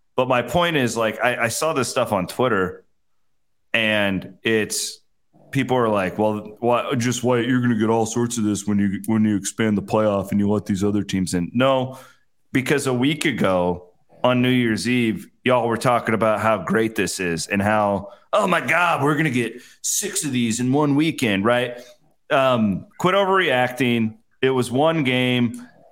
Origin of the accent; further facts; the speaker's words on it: western Iowa, United States; I grew up in the heart of Husker country during that time